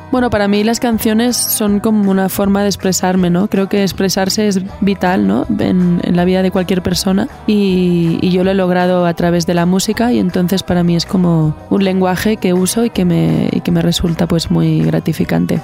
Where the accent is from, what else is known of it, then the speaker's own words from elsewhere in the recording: Barcelona, Catalonia, Spain; yo nací en Barcelona, en donde un lugar donde convergen muchos tipos de música y es, viví en un pueblo cerca del bosque